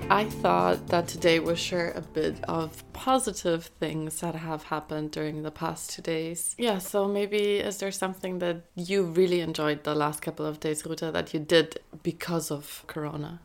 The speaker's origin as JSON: {"language": "English", "country": "Spain", "tie": "born or raised there", "moved": "yes", "said": "I grew up in Spain, so I speak Spanish."}